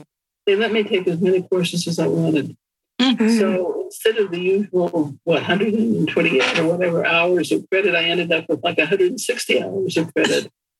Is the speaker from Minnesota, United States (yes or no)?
no; Nebraska, United States; In Nebraska.